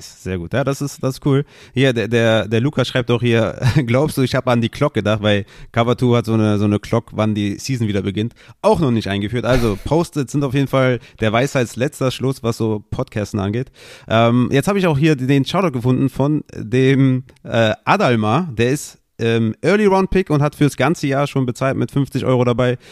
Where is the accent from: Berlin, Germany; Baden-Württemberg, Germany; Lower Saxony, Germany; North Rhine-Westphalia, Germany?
North Rhine-Westphalia, Germany; Düsseldorf; ich bin Düsseldorfer